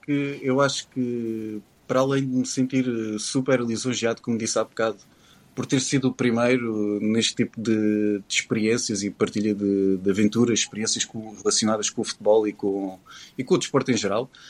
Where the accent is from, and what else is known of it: Portugal